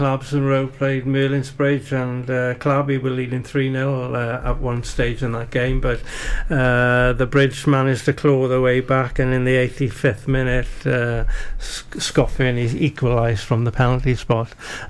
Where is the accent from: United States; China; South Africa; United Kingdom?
United Kingdom; And as a British fan, I want Lewis Hamilton to go on and win it.